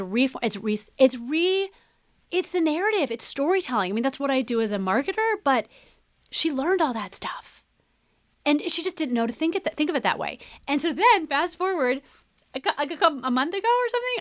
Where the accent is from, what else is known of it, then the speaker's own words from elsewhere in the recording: Midwest, United States; growing up in the Midwest